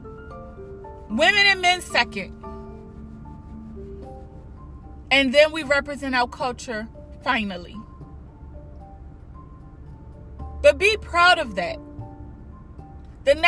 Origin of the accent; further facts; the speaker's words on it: United States; We are American. We are American. Period. We live in the United States